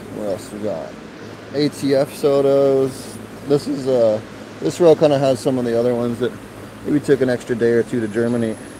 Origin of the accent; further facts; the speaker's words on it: Philadelphia, Pennsylvania, United States; I'm from Philly. We say water.